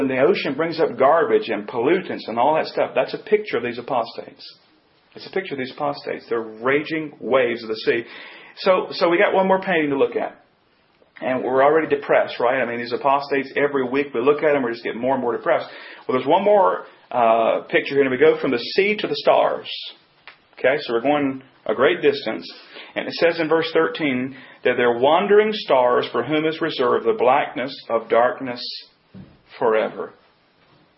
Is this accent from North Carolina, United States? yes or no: yes; North Carolina, United States; I grew up here in North Carolina